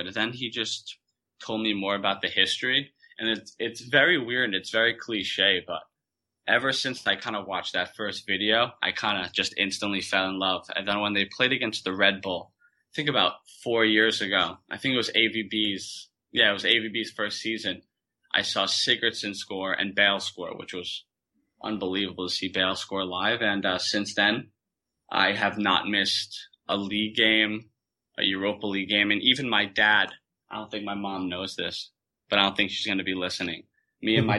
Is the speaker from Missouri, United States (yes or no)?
no; New York, United States; as a New Yorker